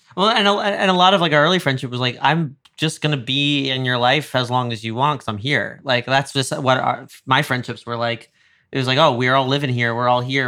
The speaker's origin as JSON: {"language": "English", "region": "New York", "country": "United States", "tie": "born or raised there", "said": "I grew up in New York"}